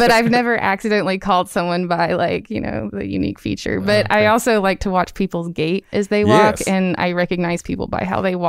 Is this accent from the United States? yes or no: yes; Birmingham, Alabama, United States; now in Auburn, United States; I'm from Birmingham.